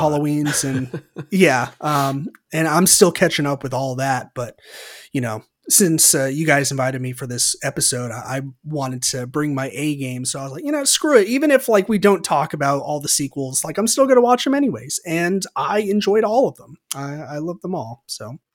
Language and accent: English; Santa Rosa, California, United States; in Santa Rosa, which is where I grew up in California